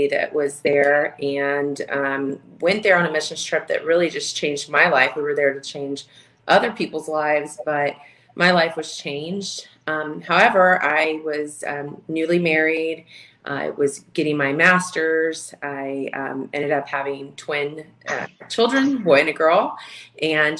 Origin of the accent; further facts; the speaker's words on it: Houston, Texas, United States; moved away as an adult; now in Minnesota, United States; I was born and raised in Houston, Texas